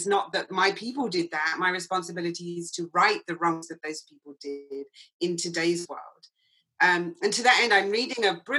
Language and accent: English; England, United Kingdom; moved away; Growing up in England